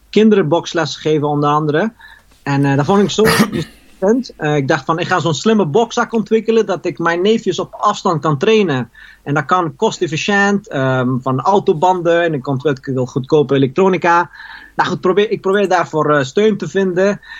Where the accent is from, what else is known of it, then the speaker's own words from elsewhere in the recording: Eindhoven, North Brabant, Netherlands; now in Paris, France; Ja, dus, ik kom uit Eindhoven. En, maar goed, ik, ik ben, wel, ben wel naar Parijs uitgeweken.